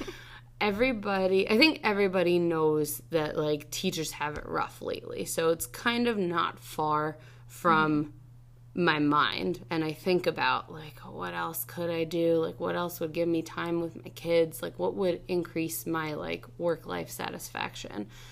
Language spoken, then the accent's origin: English; Freehold, New Jersey, United States; I grew up in Freehold